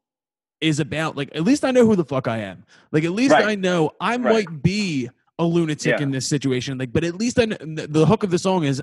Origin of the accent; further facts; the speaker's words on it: Philadelphia, Pennsylvania, United States; I'm a dickhead from Northeast Philadelphia.